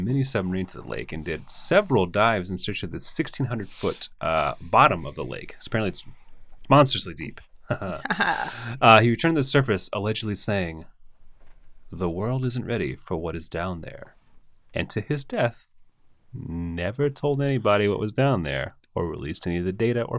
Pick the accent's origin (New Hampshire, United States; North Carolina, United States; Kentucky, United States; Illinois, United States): Kentucky, United States; Like, I'm from Kentucky, but my last name starts with the letter K for ….